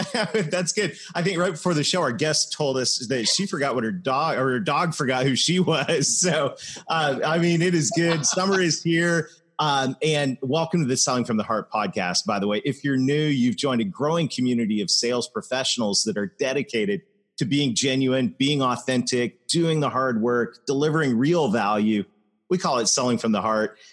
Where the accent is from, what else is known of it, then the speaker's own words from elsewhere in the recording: Canada; I am Canadian